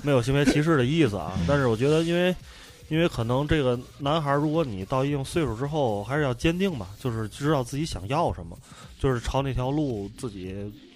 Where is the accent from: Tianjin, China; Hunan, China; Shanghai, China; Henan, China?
Tianjin, China; 天津是咱们这个普遍闲班电台听众跟我们几位主播都非常关注的话题的核心，就是我们的 嗯 家乡